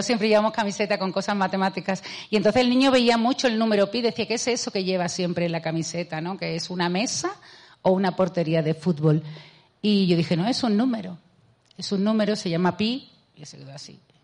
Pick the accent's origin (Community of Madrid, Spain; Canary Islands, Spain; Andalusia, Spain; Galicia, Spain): Andalusia, Spain; a town in Seville province; accent: Andalusian; yo eh, nací en Sevilla, en, he vivido siempre en un pueblo de Sevilla.